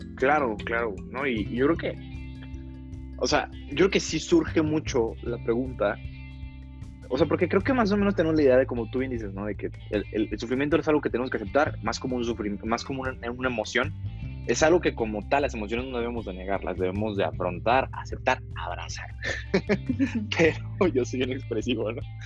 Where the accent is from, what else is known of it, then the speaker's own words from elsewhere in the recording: Guadalajara, Jalisco, Mexico; also born or lived in Monterrey, Nuevo León; soy originario de Monterrey, Nuevo León. pero toda mi vida en Guadalajara, Jalisco